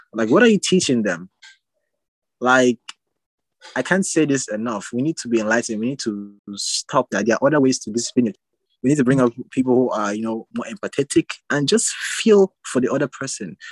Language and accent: English; Calabar, Cross River, Nigeria; I'm from Nigeria.